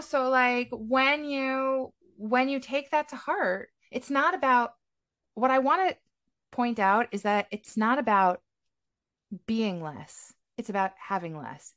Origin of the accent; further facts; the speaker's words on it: United States; now in Israel; I'm American, but I'm based in Israel